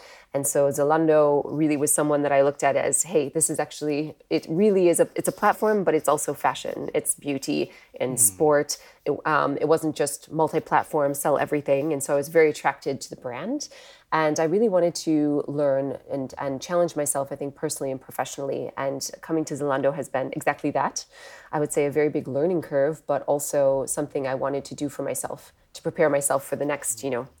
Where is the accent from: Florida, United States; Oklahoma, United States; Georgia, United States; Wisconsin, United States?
Wisconsin, United States; now in United Kingdom; as you can probably tell from my accent, I'm not born in the UK. I'm actually from the US originally. I grew up in the Midwest in Wisconsin.